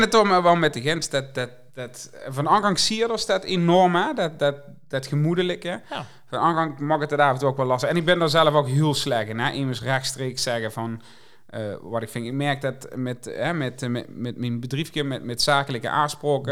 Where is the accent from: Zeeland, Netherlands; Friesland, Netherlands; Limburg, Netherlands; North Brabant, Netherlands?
Limburg, Netherlands; accent: soft G